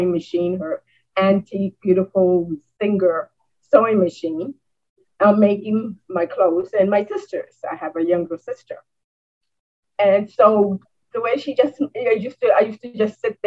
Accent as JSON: {"language": "English", "town": "New York City", "region": "New York", "country": "United States", "tie": "born or raised there", "also_born_or_lived": "Puerto Rico", "moved": "yes", "lives_now": "Albany, United States", "said": "I was born and raised in New York City"}